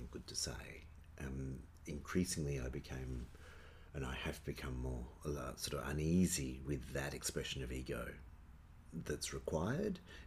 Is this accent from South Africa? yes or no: no; Perth, Western Australia, Australia; moved away as an adult; also born or lived in Melbourne; I grew up here.